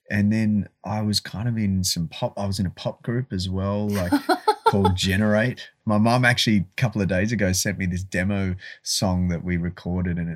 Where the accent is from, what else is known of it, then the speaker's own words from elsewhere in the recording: Malaysia; born there; Uh, I was born in Malaysia.